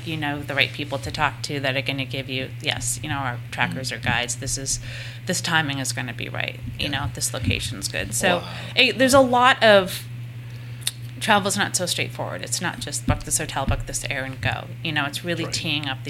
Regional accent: United States; also born or lived in Nantucket Island; now in Boston, United States; as English-speaking Americans

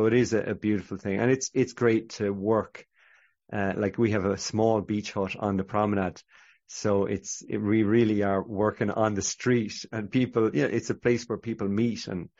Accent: Ireland; I'm Catholic Irish, so I'd never been into a Christian bookshop.

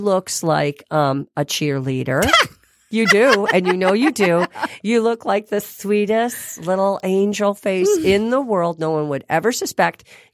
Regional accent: Grosse Pointe, Michigan, United States; I am from Grosse Pointe

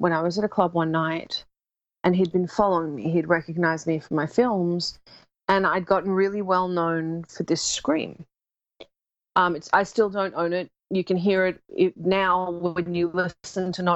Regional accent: Australia; now in United States; I was born outside of Australia and then went there when I was 6 weeks

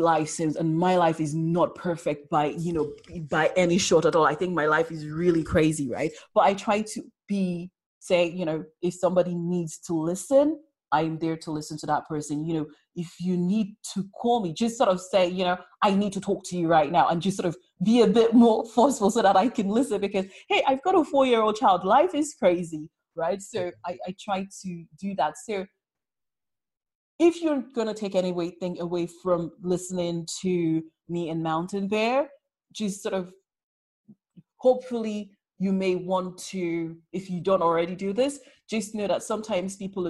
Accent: London, United Kingdom; I'm a Londoner

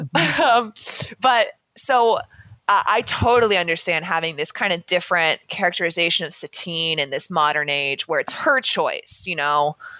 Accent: New England, United States; I'm from New England

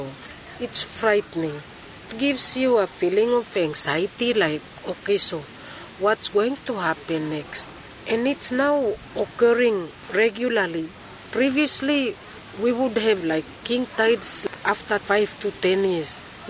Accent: Carteret Islands, Bougainville, Papua New Guinea; moved away; I was born on Cartridge. I grew up on the Cartridge, and I only left because I needed to go for further education. But I did my lower primary school on the island.

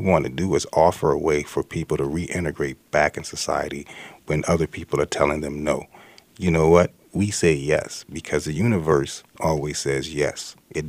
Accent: the South, United States; You know, I'm from the South.

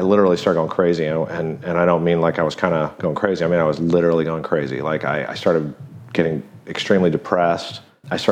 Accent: Big Bear, California, United States; I grew up in Southern California in Big Bear.

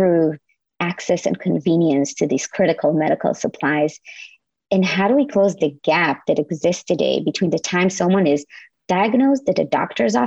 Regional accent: Israel; moved away as an adult; now in United States; I'm from Israel originally.

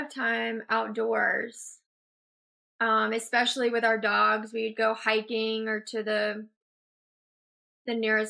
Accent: Atlanta, Georgia, United States; I am originally from Atlanta, Georgia, and I am 29 years old

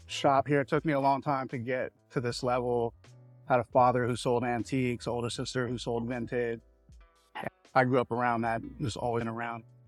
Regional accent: San Francisco, California, United States; was born and raised in San Francisco in my early years.

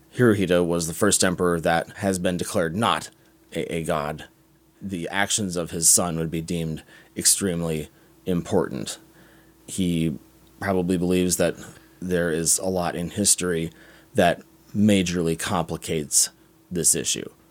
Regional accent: United States; as an American

